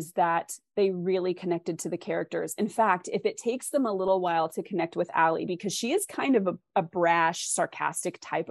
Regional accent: West Coast, United States; I'm from the West Coast

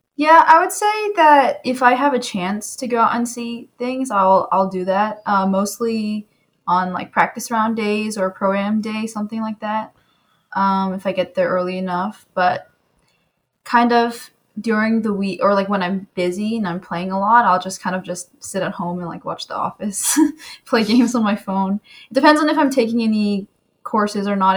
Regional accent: California, United States; I'm from California

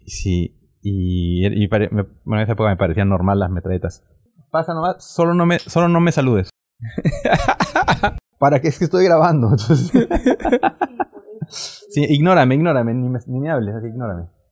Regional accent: Peru; nací en Perú

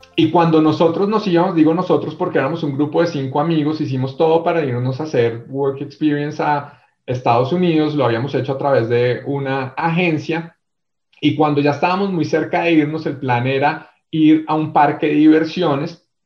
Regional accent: Bogotá, Colombia; accent: rolo or bogotano; also born or lived in Armenia, Quindío; mi acento rolo o bogotano desde muy pequeño en Bogotá

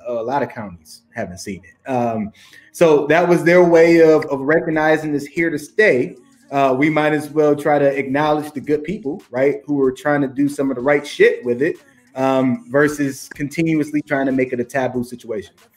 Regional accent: Detroit, Michigan, United States; i'm from the hood i'm from you know you know detroit detroit area similar to any um, urban area i guess throughout the united states

